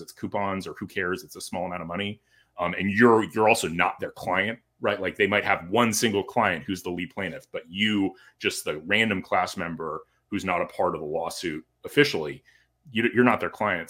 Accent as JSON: {"language": "English", "region": "California", "country": "United States", "tie": "born or raised there", "also_born_or_lived": "Washington, D.C.", "moved": "as an adult", "lives_now": "Florida, United States", "said": "born and raised in California"}